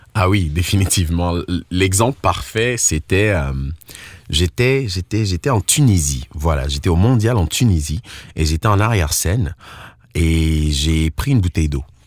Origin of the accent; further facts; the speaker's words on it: Côte d’Ivoire; also born or lived in Togo; now in Ontario, Canada; Je suis né en Côte d'Ivoire et j'ai grandi majoritairement en Côte d'Ivoire